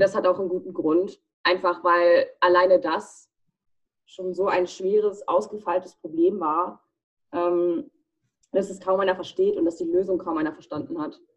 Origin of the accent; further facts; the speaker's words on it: United States; Ich bin in den USA geboren, ich bin 20 Jahre alt.